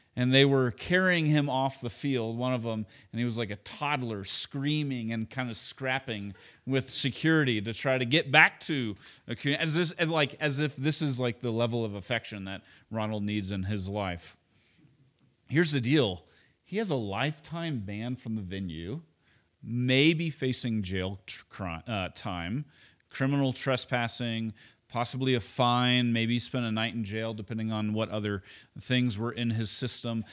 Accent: Oklahoma, United States; moved away; also born or lived in Chicago; I grew up in Oklahoma

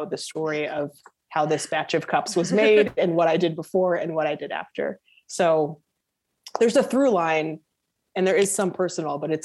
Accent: St. Louis, Missouri, United States; I'm from St. Louis

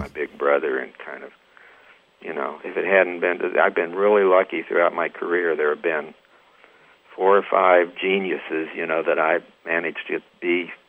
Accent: Troy, Missouri, United States; born or raised there; moved away as an adult; also born or lived in Texas / Los Angeles / Nashville

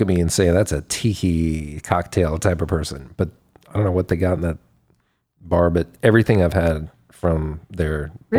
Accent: Spring, Texas, United States; So I grew up in Spring, Texas, which is a suburb of Houston

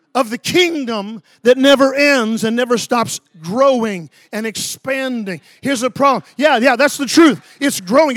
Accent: Ocala, Florida, United States; I grew up near Orlando, but, um, I'm from Ocala, Florida

